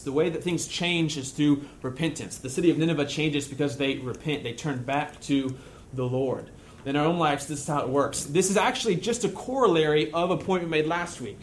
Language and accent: English; United States; you and I, as American Christians